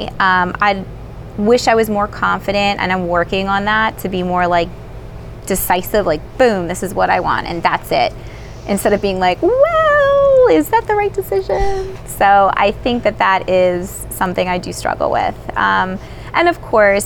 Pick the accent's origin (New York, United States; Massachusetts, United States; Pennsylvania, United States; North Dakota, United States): Pennsylvania, United States; North Wales; I grew up in North Wales, you know, Lansdale area.